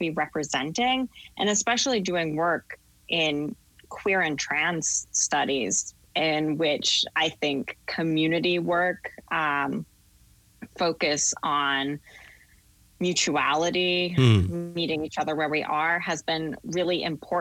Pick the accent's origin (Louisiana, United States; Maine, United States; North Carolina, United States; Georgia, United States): Maine, United States; Portland; moved away as an adult; also born or lived in Massachusetts / Connecticut; now in New Haven, United States; I grew up in Portland, Maine